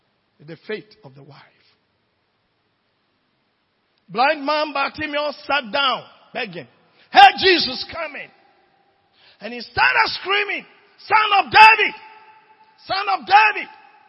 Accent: Nigeria; now in Ghana; When I came from Nigeria, I have no money even for trotro. I used to live at Fadama.

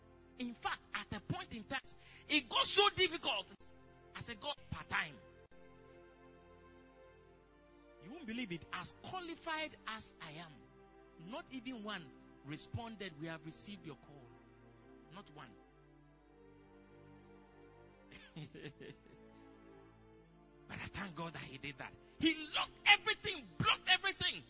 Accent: Apam, Central Region, Ghana; my hometown, Apam

